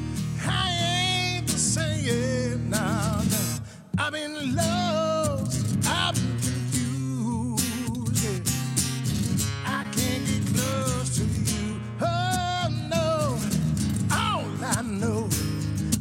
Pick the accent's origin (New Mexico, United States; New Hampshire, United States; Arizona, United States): New Mexico, United States; Santa Fe; now in Minneapolis, United States; I'm from Santa Fe, New Mexico